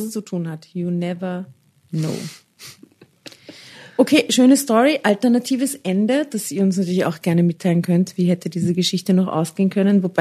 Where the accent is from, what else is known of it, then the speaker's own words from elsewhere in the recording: Upper Austria, Austria; ich komme aus Oberösterreich.